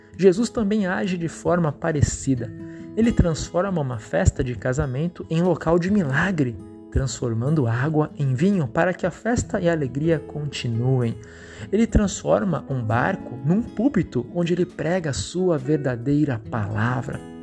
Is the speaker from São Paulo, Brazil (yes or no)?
yes; São Paulo, Brazil; moved away; eu sou paulista